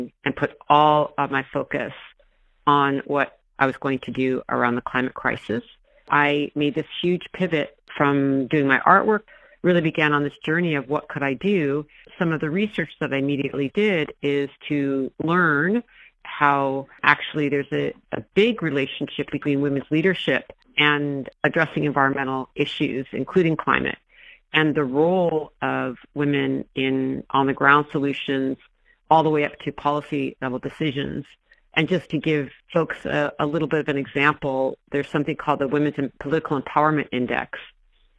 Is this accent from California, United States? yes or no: yes; Mendocino, California, United States; I grew up in Mendocino